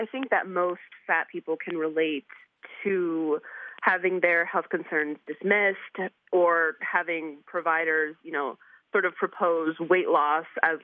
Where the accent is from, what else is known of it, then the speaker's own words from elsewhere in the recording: New York, United States; I'm from New York